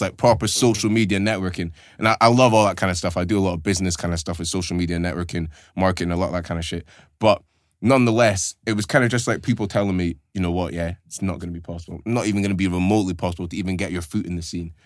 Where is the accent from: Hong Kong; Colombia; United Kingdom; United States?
United Kingdom; Aberdeen, Scotland; growing up in Aberdeen, for me, it's all that I know